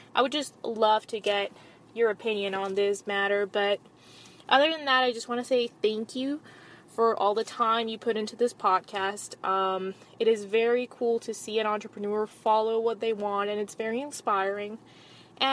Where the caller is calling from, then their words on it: Atlanta, Georgia, United States; I am contacting you from Atlanta, Georgia.